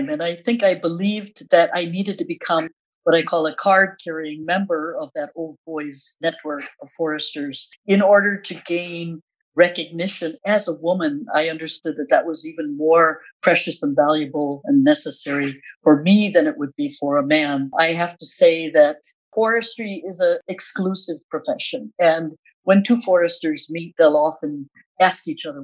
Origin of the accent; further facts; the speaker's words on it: United States; as an American, for me, that meant interest in forestry and various natural resources